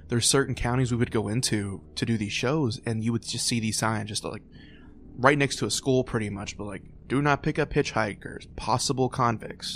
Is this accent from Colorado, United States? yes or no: no; Louisville, Kentucky, United States; growing up in Louisville